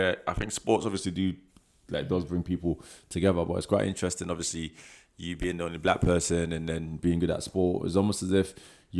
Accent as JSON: {"language": "English", "town": "Hackney", "region": "London", "country": "United Kingdom", "lives_now": "Scotland", "said": "But then I think what happened was I came from London. Uh-huh. And London, East London, Hackney."}